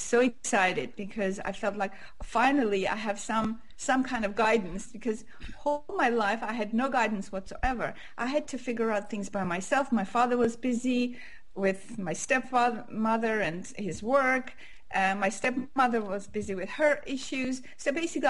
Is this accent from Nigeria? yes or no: no; Armenia; first language Armenian; English is a second language; moved away as an adult; also born or lived in Montreal, Canada; I was born in Armenia, which was part of USSR